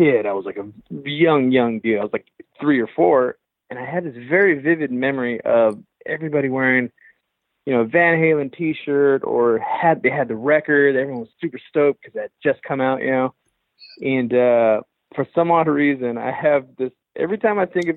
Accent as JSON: {"language": "English", "town": "Los Angeles", "region": "California", "country": "United States", "tie": "born or raised there", "said": "I grew up in Los Angeles, East"}